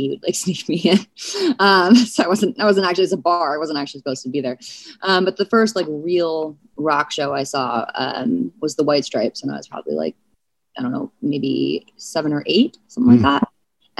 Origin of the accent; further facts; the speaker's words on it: St. Louis, Missouri, United States; I was born in St. Louis